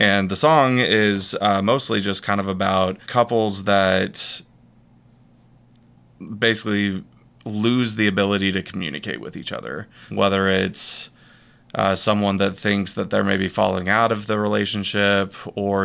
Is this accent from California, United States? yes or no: no; Northwest Arkansas, United States; also born or lived in Texas; I was born in Texas, but we moved to Arkansas when I was 7